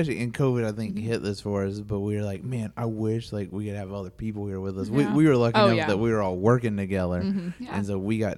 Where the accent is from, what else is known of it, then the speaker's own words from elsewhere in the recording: North Carolina, United States; accent: Southern; moved away as an adult; now in Rhode Island, United States; I'm from North Carolina, and I've lived in Rhode Island for 11, 12 years now